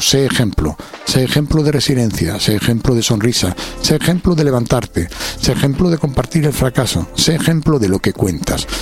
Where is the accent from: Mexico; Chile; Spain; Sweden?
Spain; Alcobendas, Community of Madrid; vengo de Alcobenda